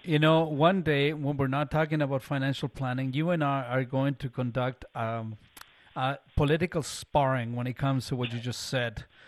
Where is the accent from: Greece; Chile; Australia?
Chile; English is a second language; now in Canada; growing up in Chile